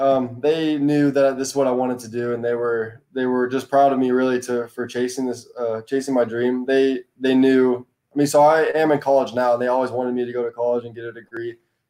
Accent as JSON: {"language": "English", "region": "Texas", "country": "United States", "tie": "born or raised there", "said": "I would say it was pretty normal childhood for me. I played all the sports, of course, but soccer was always my best and my favorite. And I mean, it was different because the other sports are a lot bigger down there."}